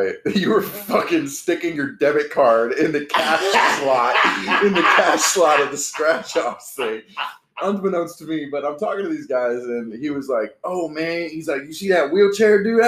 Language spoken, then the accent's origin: English; Orlando, Florida, United States; grew up in Orlando. In the tourist district